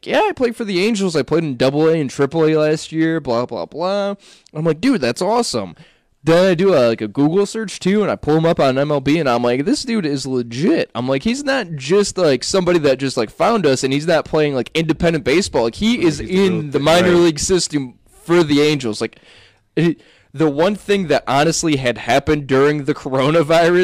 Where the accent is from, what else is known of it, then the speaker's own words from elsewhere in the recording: Cleveland, Ohio, United States; we're all from Cleveland here